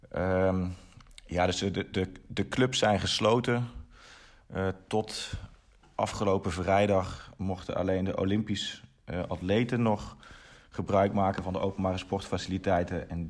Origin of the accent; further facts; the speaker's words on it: Eindhoven, North Brabant, Netherlands; also born or lived in Nijmegen; now in Germany; ik kom eigenlijk uit Eindhoven